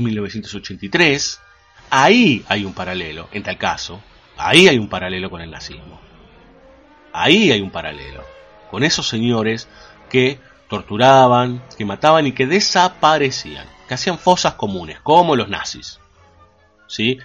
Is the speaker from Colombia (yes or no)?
no; Argentina; como argentinos